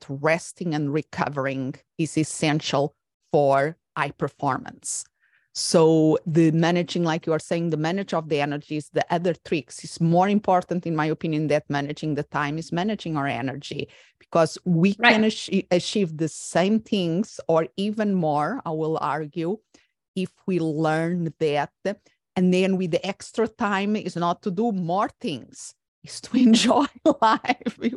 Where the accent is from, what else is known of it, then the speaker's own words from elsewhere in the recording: Portugal; moved away as an adult; also born or lived in Spain / England; now in United States; I'm originally from Portugal, and I was raised until my adult years, I was living in different European countries besides